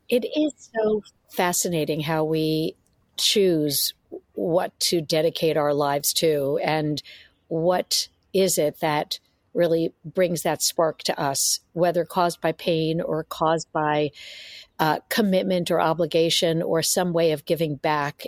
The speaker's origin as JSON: {"language": "English", "town": "New York City", "region": "New York", "country": "United States", "tie": "born or raised there", "moved": "as an adult", "lives_now": "San Francisco Bay Area, United States", "said": "I was born and raised in New York City, uh, migrated out to uh, the San Francisco Bay Area after college"}